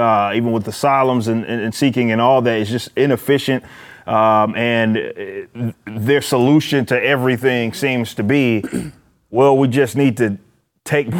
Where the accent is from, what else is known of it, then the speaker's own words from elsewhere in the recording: Dallas, Texas, United States; I'm from South Dallas